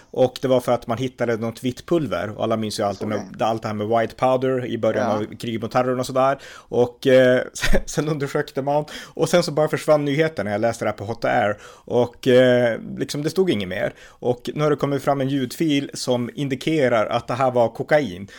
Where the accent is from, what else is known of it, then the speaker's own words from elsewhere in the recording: Sweden; här i Sverige